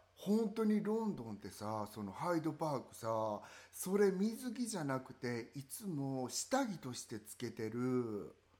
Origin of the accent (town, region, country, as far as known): Kansai, Japan; born or raised there; accent: Kansai-ben; moved away